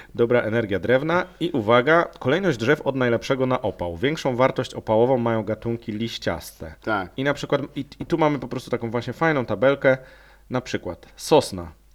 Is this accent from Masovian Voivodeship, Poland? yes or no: no; Lower Silesian Voivodeship, Poland; Ja też pochodzę z tego województwa